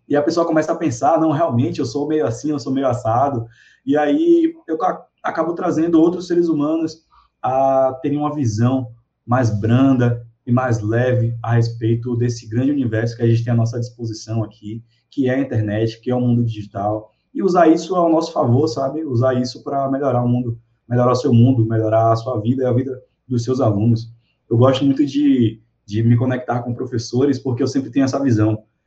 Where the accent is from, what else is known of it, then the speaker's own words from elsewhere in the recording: Salvador, Bahia, Brazil; eu sou de Salvador